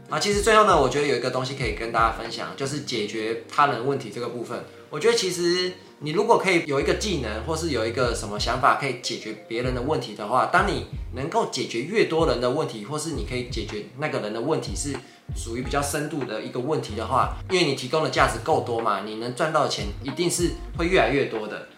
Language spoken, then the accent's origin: Chinese; northern Taiwan, Taiwan; 就我们北部人没有做过这种事啊